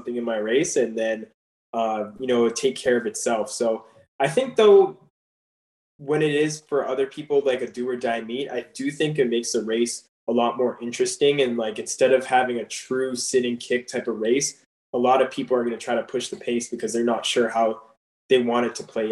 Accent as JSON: {"language": "English", "country": "Canada", "moved": "as an adult", "said": "I'm coming from Canada"}